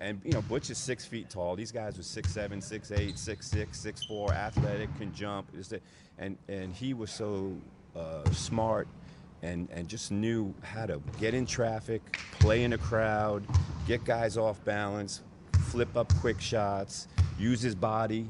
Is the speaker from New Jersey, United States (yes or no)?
yes; New Jersey, United States; growing up in New Jersey, um, close to New York City.